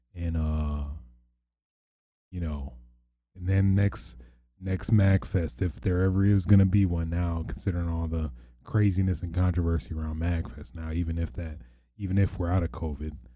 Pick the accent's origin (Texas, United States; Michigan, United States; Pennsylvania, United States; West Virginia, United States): Michigan, United States; near Detroit; I don't wanna say I'm from Detroit, but I'm closest to Home Destroyed as a landmark